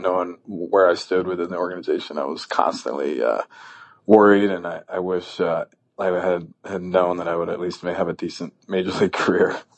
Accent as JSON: {"language": "English", "region": "New Hampshire", "country": "United States", "tie": "born or raised there", "also_born_or_lived": "Stanford, California", "moved": "as an adult", "said": "I had obstacles growing up in New Hampshire"}